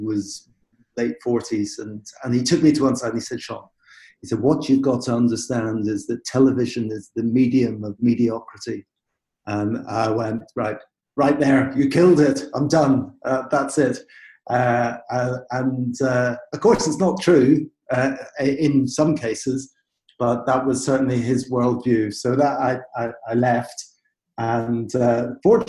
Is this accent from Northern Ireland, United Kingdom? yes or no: yes; Belfast, Northern Ireland, United Kingdom; moved away; I come from Belfast in Northern Ireland, and I grew up in the Protestant community there